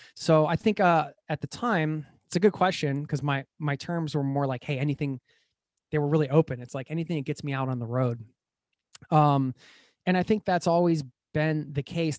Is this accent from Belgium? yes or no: no; United States; moved away as an adult; now in Norway; I was traveling through my home country in the U S